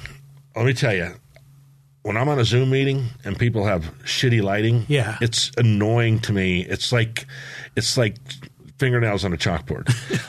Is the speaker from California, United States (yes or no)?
yes; San Diego, California, United States; growing up in San Diego when we moved there in 1964.